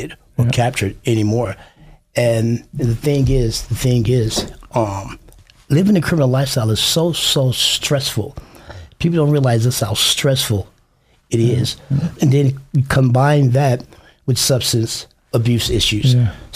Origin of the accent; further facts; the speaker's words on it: Chicago, Illinois, United States; now in Idaho, United States; I'm from Chicago, Illinois